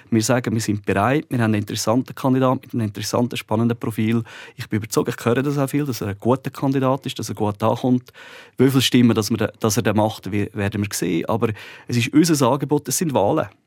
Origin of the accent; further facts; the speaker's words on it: Glarus, Switzerland; ich bin 83er, der Jan ist ein 84er, ich bin ein Glarner, er ist ein Bündner.